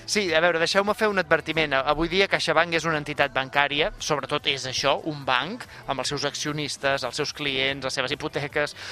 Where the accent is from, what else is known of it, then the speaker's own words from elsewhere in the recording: Canet de Mar, Catalonia, Spain; al meu poble, a Canet de Mar